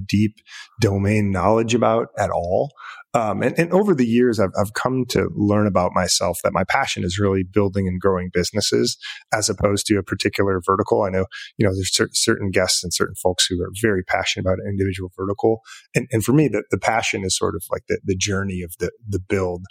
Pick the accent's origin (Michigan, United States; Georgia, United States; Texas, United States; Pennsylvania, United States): Michigan, United States; moved away as an adult; moved back to Michigan, my home state